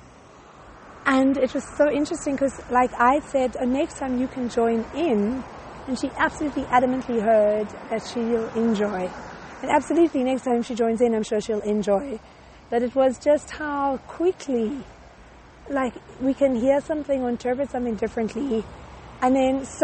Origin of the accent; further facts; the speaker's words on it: South Africa; moved away; we're both from South Africa